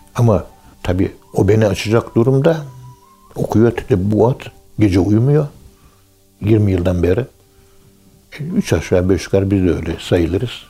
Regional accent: Turkey

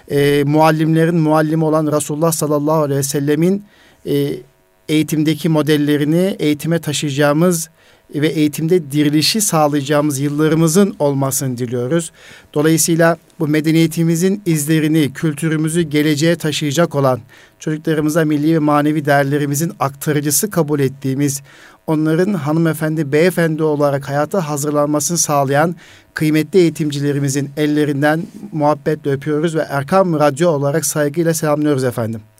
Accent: Malatya, Turkey

